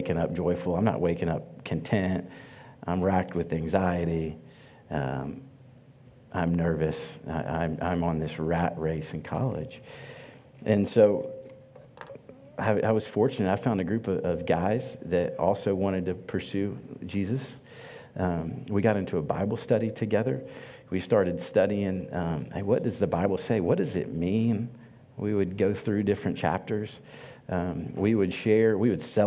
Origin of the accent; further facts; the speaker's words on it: Kentucky, United States; I grew up in Kentucky on a horse farm